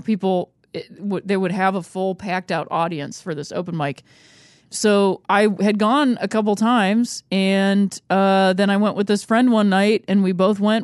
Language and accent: English; Akron, Ohio, United States; moved away; also born or lived in Chicago; I grew up in Akron, Ohio